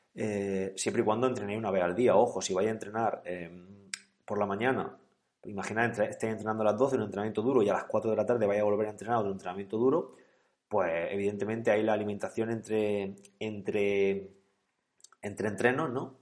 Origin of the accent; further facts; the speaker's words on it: Calasparra, Region of Murcia, Spain; precisamente Galasparra es mi pueblo, yo soy de allí